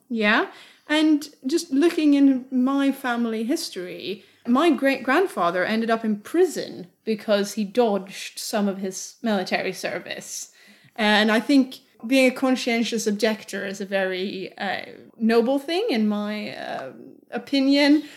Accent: Sweden; Growing up in Sweden in the 90s and early 2000s

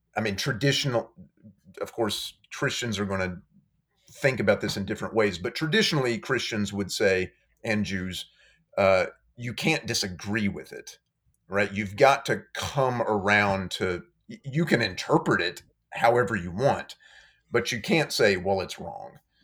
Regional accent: Madisonville, Kentucky, United States; now in Florence, United States; I grew up in, uh, western Kentucky, in a town called Madisonville, Kentucky

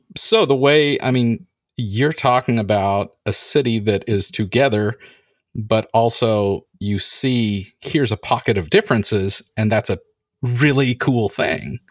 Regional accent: California, United States; I grew up in California

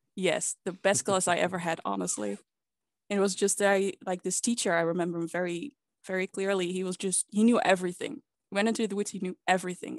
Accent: Netherlands; I've been born and raised in the Netherlands.

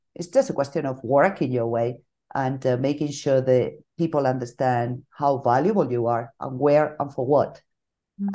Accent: Bilbao, Basque Country, Spain; moved away as an adult; now in Madrid, Spain; I'm from Bilbao, from the north of Spain

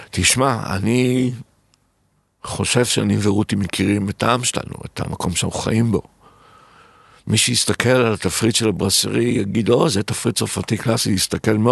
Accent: Tel Aviv, Tel Aviv District, Israel; והילדות שלי בתל אביב, שהיינו מגיעים

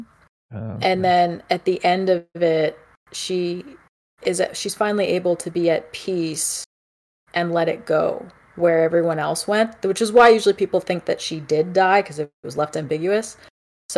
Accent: Canada; I'm not just being Canadian polite

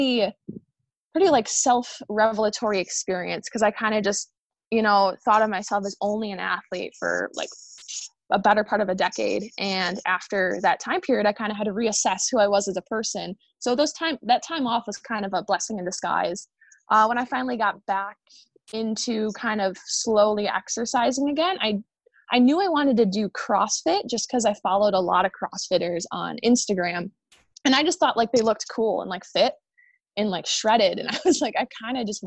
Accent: Illinois, United States; So I ultimately chose a school in my home state. I'm from Illinois

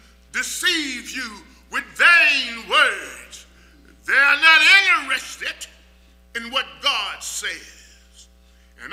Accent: Texas, United States; when I was a small boy growing up in Texas

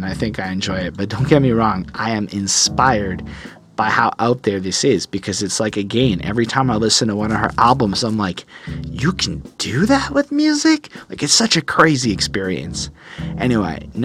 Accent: Canada; also born or lived in Quebec; as a Canadian

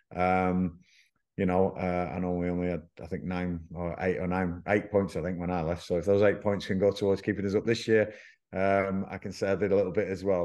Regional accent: Blackburn, North West England, United Kingdom; moved away; Blackburn Rovers, which is my hometown.

